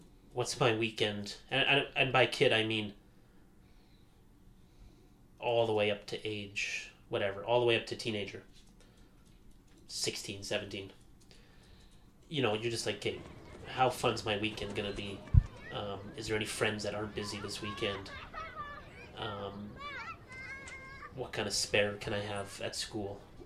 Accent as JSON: {"language": "English", "town": "Calgary", "region": "Alberta", "country": "Canada", "tie": "born or raised there", "also_born_or_lived": "Airdrie", "moved": "as an adult", "lives_now": "Edmonton, Canada", "said": "I was born in Edmonton, me and my sister. Lived here for 4 years. Moved to Calgary, grew up there."}